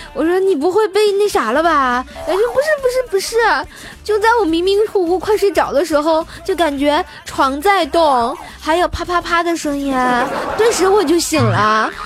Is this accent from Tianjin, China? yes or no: yes; Tianjin, China; 我也是天津人